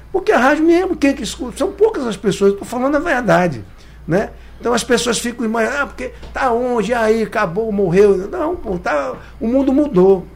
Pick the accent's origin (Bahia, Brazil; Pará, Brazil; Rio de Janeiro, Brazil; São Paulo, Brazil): Pará, Brazil; eu sou brasileiro, eu sou do Pará, mas eu sou brasileiro.